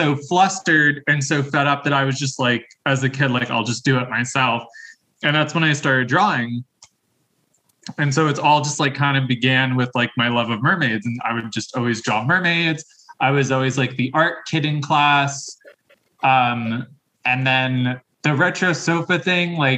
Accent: Long Branch, New Jersey, United States; also born or lived in Tinton Falls, New Jersey; now in Philadelphia, United States; I grew up in New Jersey. So for the first half of my childhood, I grew up in Long Branch, New Jersey, Monmouth County, very much by the shore

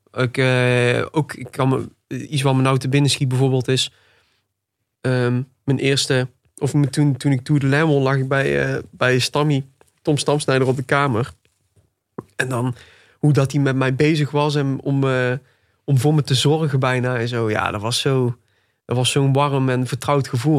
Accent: Tilburg, North Brabant, Netherlands; Ik ben 26 jaar. En ik ben geboren en getogen in Tilburg. Nog steeds woonachtig ook

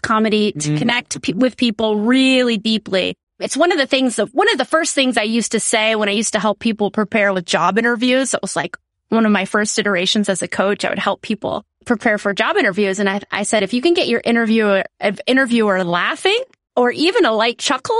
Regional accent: South Dakota, United States; born or raised there

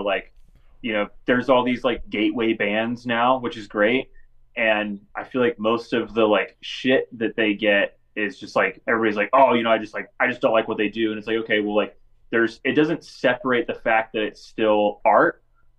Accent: Northern California, United States; I'm from California, like, Northern California

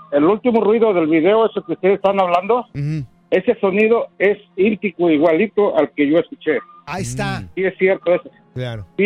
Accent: Sayula, Jalisco, Mexico; moved away; soy de parte del lado de Sayula, Jalisco.

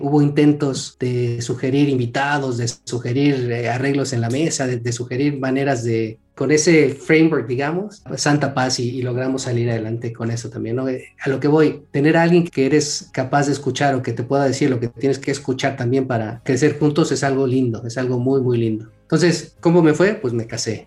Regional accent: Mexico City, Mexico; now in Querétaro, Mexico; yo soy de Ciudad de México, ahorita vivo en Querétaro.

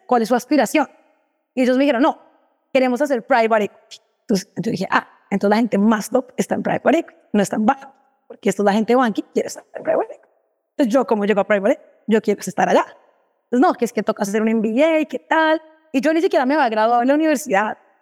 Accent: Bogotá, Colombia; moved away as an adult; also born or lived in Dubai; now in Brazil; soy colombiana, vivo acá en Brasil, bien bogotana

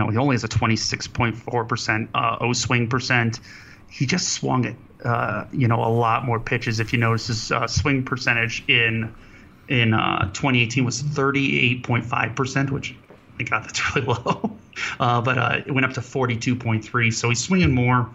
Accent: Cleveland, Ohio, United States; I'm from Cleveland

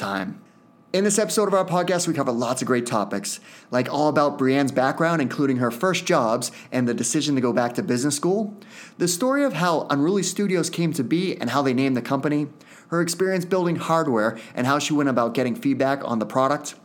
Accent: Hooksett, New Hampshire, United States; I grew up in Hooksett, New Hampshire.

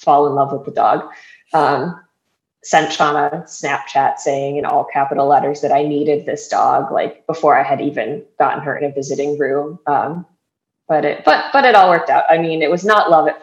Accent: Wisconsin, United States; moved away as an adult; now in Florida, United States; I was born and raised in Wisconsin, but now live in Florida.

